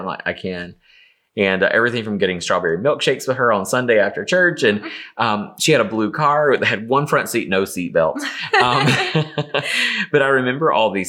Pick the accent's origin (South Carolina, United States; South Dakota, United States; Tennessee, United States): South Carolina, United States; Easley; moved away as an adult; now in Atlanta, United States; I grew up in a small town called Easley, South Carolina, which is, it's just right outside of Greenville.